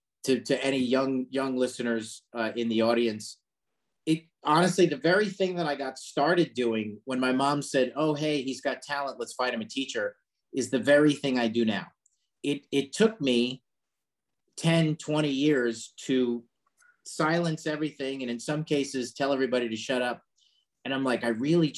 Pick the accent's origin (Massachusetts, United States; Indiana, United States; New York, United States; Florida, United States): New York, United States; Long Island; we grew up in Long Island